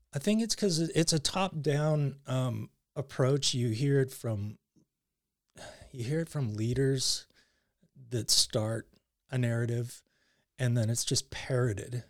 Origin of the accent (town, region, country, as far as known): Surrey, British Columbia, Canada; born or raised there; also born or lived in New Westminster, Canada; now in United States